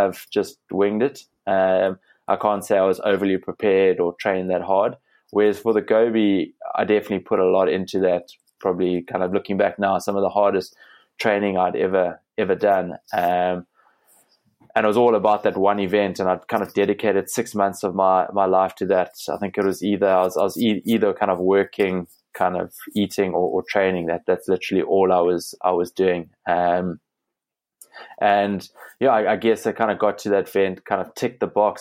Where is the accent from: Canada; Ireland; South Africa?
South Africa; Cape Town, Western Cape; Growing up in Cape Town on the back slopes of Table Mountain, came back home and joined a local running club